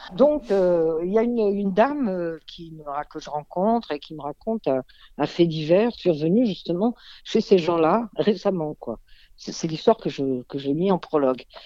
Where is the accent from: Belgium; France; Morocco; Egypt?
Egypt; moved away; je suis née en Égypte